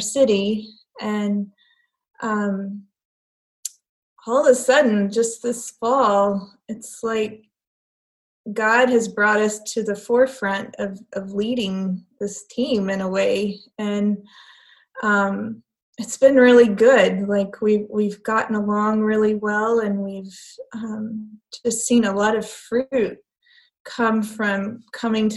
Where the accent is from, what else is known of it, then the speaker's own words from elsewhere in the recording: United States; moved away; as an American